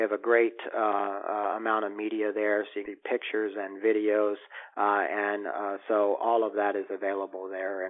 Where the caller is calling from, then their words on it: Bellevue, Washington, United States; I'm calling you from Bellevue, near Seattle today.